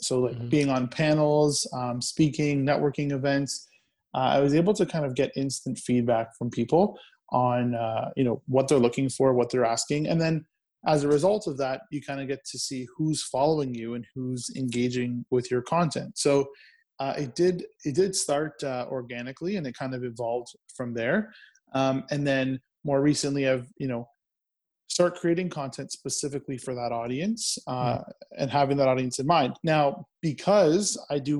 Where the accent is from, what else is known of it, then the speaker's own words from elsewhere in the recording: Brampton, Ontario, Canada; I'm a entrepreneur from Brampton, Ontario